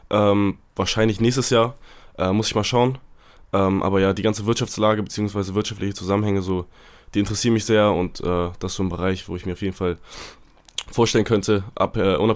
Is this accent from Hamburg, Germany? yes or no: yes; Hamburg, Germany; moved away as an adult; also born or lived in Wedel; Ich komme äh, gebürtig aus Hamburg, habe in Wedel gespielt äh, und wohne da auch noch, beziehungsweise ja jetzt nicht mehr, beziehungsweise meine Eltern wohnen da noch.